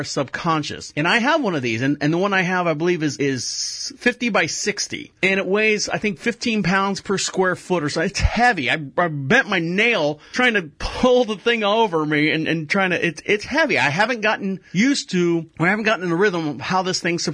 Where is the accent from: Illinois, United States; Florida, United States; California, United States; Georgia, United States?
Florida, United States; I'm from Florida